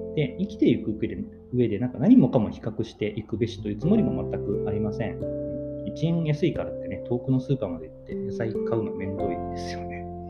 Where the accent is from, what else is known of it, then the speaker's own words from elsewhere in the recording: Takamatsu, Kagawa, Japan; 地元の香川県高松市ってところでコピーライターって仕事をしてる